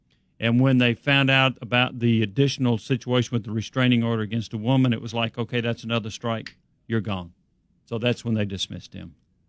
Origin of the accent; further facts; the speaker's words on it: Memphis, Tennessee, United States; From where I come from, I'm from Memphis, Tennessee.